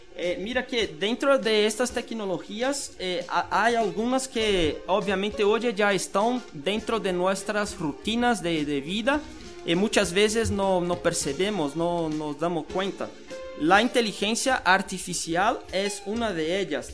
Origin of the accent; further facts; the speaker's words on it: Brazil; now in Guatemala; soy de Brasil